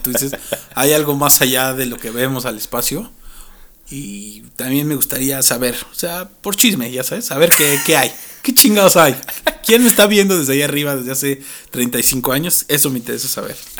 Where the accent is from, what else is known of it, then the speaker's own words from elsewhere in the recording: Mexico; para nosotros como mexicanos